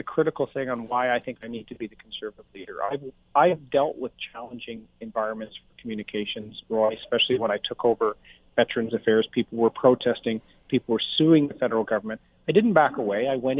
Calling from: Winnipeg, Manitoba, Canada; I'm calling you from Winnipeg today.

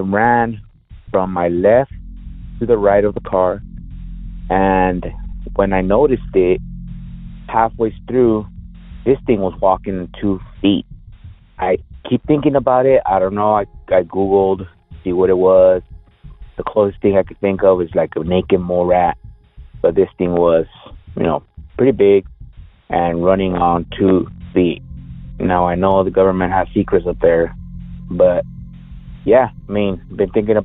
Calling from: Inland Empire, California, United States; I'm calling you from the Inland Empire

